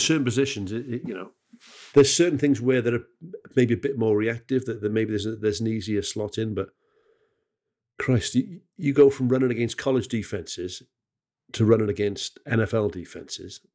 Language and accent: English; Wales, United Kingdom; as a Welsh bloke, uh, who's, who's, you know, family are from the Welsh valleys